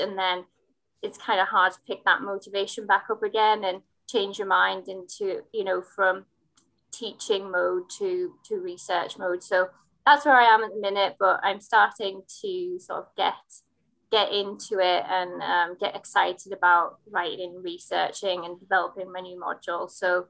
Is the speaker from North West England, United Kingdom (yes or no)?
no; Hartlepool, North East England, United Kingdom; Yeah, so I am from Hartlepool, which is 40 minutes south of Newcastle in County Durham on the coast. You know, it's a deprived area